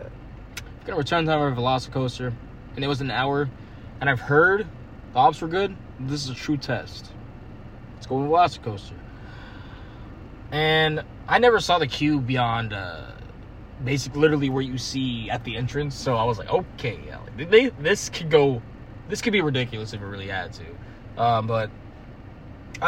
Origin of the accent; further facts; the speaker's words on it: Virginia, United States; from Virginia